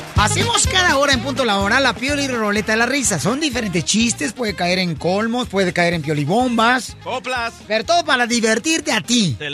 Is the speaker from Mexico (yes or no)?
yes; Mexico; somos mexicanos, porque somos latinos